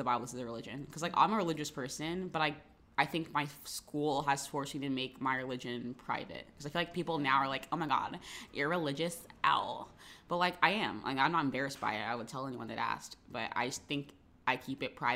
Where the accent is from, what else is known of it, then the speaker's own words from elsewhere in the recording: Jacksonville, Florida, United States; in my hometown, I guess a lot of people did go to private schools